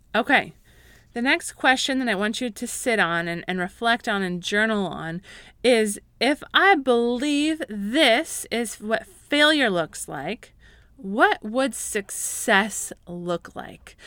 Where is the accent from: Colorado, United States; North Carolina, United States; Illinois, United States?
Colorado, United States; I grew up in Colorado